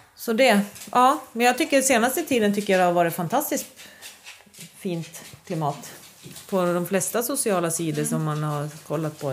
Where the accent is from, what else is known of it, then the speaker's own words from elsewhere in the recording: Sweden; jag är otroligt stolt svensk bonde